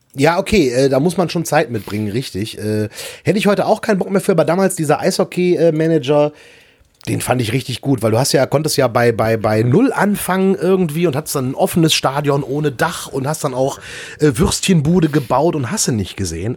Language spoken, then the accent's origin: German; Erkrath, North Rhine-Westphalia, Germany; meinen Heimatort Erkrath